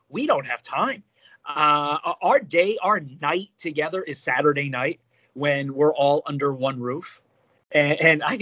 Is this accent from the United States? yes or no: yes; New Jersey, United States; I'm from Jersey